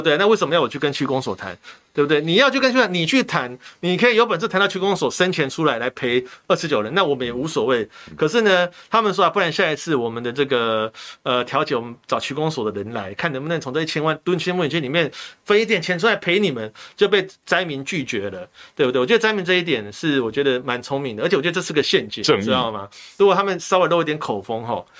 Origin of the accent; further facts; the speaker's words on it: Taiwan; 我也是台湾人，毛家健也是台湾人，我们台湾人缴台湾的税，监督台湾总统是。